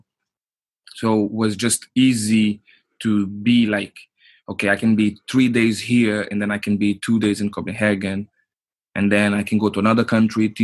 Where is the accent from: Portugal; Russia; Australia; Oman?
Portugal; English is a second language; moved away as an adult; also born or lived in Luanda, Angola; now in Oslo, Norway; I'm born in Angola, in Luanda. Like, my parents were diplomats. So they went to Portugal in 89. I was born in 88. So we stayed in Portugal, like, till I was 21. So I grew up in Portugal.